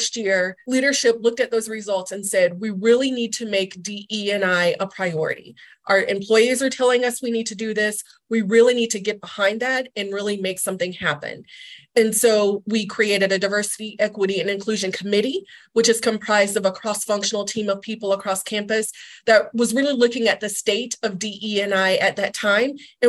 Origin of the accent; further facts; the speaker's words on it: North Carolina, United States; moved away; I'm originally from North Carolina